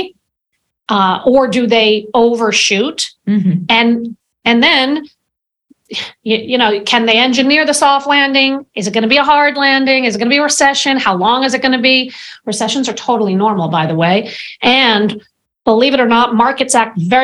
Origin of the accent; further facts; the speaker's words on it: United States; as an American